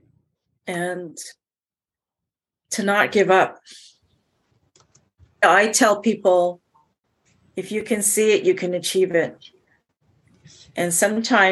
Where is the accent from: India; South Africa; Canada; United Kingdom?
Canada; Montreal, Quebec; also born or lived in Jamaica; Growing up in Montreal, I was always doing things that put me in front of the class